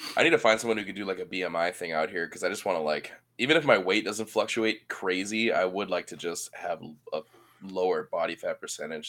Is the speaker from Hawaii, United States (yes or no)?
yes; Oahu, Hawaii, United States; born and raised on Oahu, Hawaii